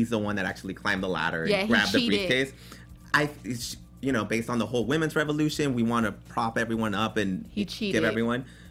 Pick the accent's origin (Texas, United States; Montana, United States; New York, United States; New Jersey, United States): Texas, United States; El Paso; moved away; I'm from El Paso. It's a small town, corner of Texas.